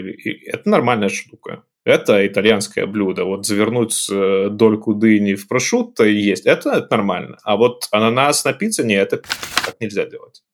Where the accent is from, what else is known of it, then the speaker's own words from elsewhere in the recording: Belarus; moved away as an adult; also born or lived in United Arab Emirates / Minsk; now in Italy; я белорус